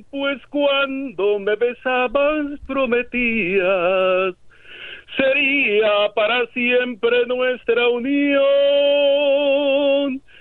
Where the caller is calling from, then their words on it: Los Angeles, California, United States; Ah, de aquí del área de Los Ángeles